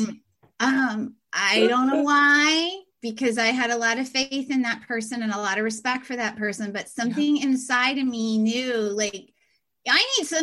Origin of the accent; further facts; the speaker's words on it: Pennsylvania, United States; moved away as an adult; I am from Pennsylvania